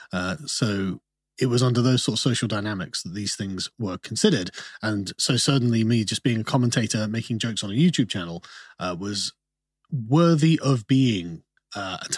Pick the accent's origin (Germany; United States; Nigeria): Germany; also born or lived in United Kingdom; I was born in the UK, um, but my father was in the Royal Air Force. Okay, and so for about eight years, I grew up in Germany